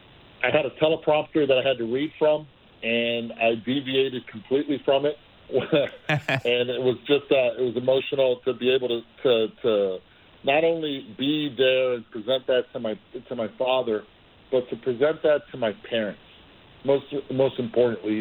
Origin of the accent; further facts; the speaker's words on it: Puerto Rico; also born or lived in Cincinnati, Ohio; And my brother and I were raised in Puerto Rico. We were born in Cincinnati